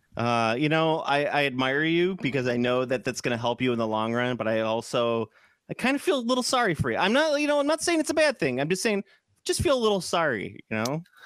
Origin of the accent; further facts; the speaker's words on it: Chicago, Illinois, United States; I'm from Chicago